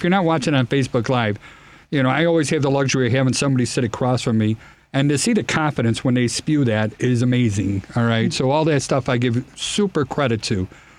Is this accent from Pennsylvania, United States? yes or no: no; Chicago, Illinois, United States; accent: Chicago; I hate my horrible Chicago accent that comes in there.